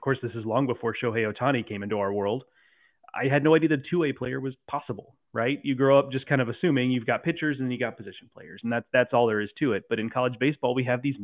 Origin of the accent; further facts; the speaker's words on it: Houston, Texas, United States; I grew up in the Houston area